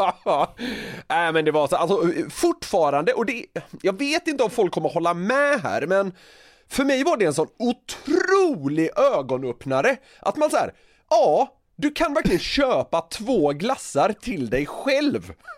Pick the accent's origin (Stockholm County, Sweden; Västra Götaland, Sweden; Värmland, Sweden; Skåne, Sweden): Västra Götaland, Sweden; Gothenburg; jag är ju från Göteborg